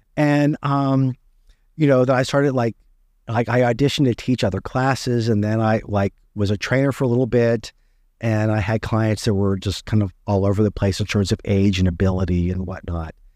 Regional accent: West Virginia, United States; I grew up in West Virginia

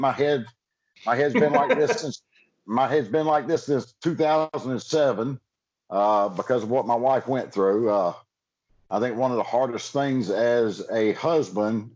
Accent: Smiths Station, Alabama, United States; also born or lived in Columbus, Georgia; now in Florida, United States; I was born in Columbus, Georgia, raised over in Smith Station, Alabama.

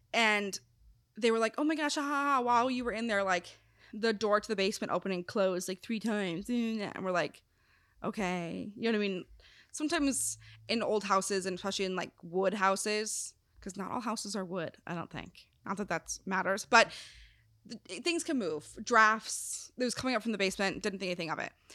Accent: Wisconsin, United States; moved away; also born or lived in South Carolina; I'm from Wisconsin. Well, technically, South Carolina, but I grew up in Wisconsin

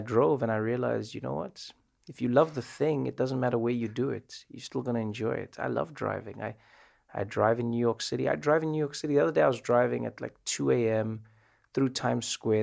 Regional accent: South Africa; moved away as an adult; now in United States

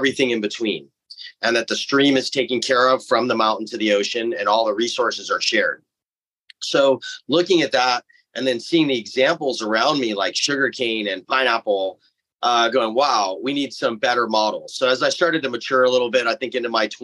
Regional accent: Hawaii, United States; I grew up here in Hawaii for the most part, living in a pretty recluded valley on one of the smaller islands on Molokai, between there and Maui.

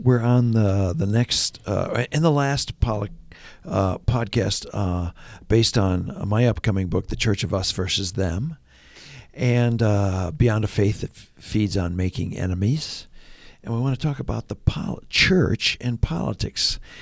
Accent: Ontario, Canada; moved away; I grew up in Ontario.

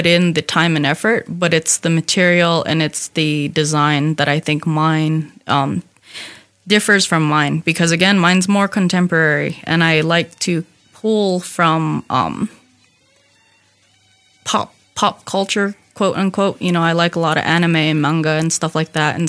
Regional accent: Hopi, Arizona, United States; I'm from Hopi

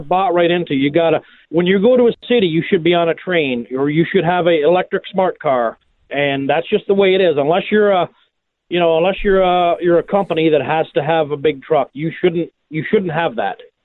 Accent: Canada; now in United States; I grew up in Canada

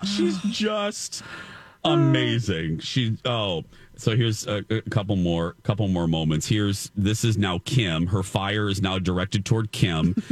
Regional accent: Indiana, United States; moved away; my home state of Indiana

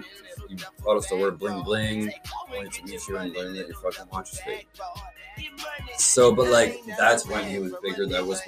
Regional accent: Philadelphia, Pennsylvania, United States; I'm from Philly.

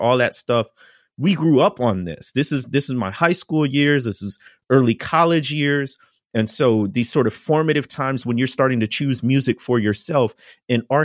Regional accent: near Chicago, Illinois, United States; I grew up near Chicago

